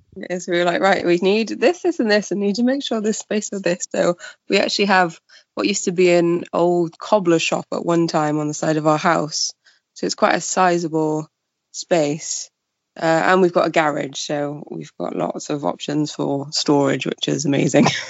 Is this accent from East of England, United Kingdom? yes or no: no; Pembrokeshire, Wales, United Kingdom; moved away as an adult; also born or lived in Cardiff; now in Port Talbot, United Kingdom; I'm from Wales. I um born and bred in Pembrokeshire